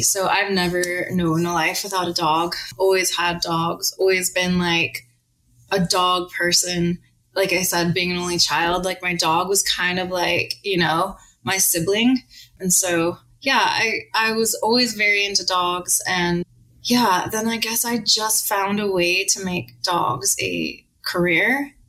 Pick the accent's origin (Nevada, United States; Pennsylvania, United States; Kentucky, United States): Nevada, United States; Las Vegas; moved away as an adult; also born or lived in Oregon / England; I grew up in Las Vegas